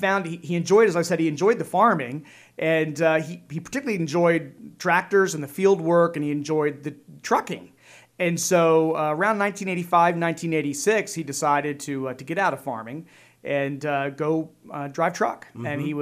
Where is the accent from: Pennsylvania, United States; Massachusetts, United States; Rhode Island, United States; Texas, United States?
Pennsylvania, United States; Drumore Township; also born or lived in Lancaster County; Yeah, I grew up on a dairy farm, Southern Lancaster County. My dad was a dairy farmer in Drumore Township the first 10 years or so of my life.